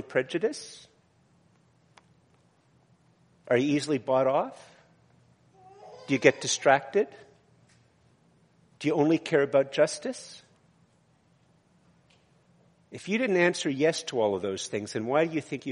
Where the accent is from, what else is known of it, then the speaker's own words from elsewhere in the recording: Canada; also born or lived in Eganville, Ontario; I am very Canadian.